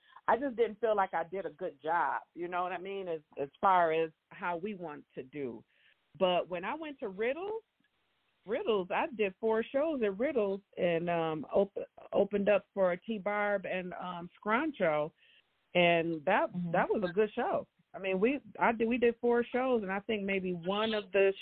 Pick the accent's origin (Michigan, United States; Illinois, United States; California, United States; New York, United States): Michigan, United States; Grand Rapids; I grew up in Grand Rapids